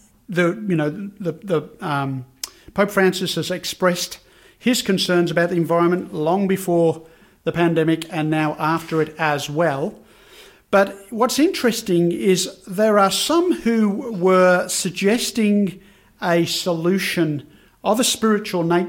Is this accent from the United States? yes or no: no; Birmingham, West Midlands, United Kingdom; now in Australia; growing up in Birmingham in the UK